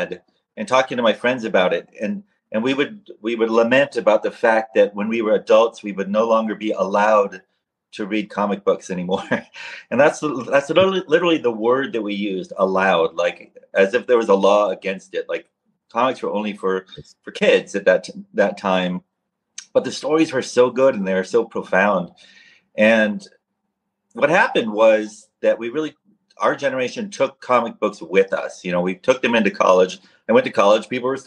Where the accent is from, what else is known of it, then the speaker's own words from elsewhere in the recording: Seattle, Washington, United States; I grew up in Seattle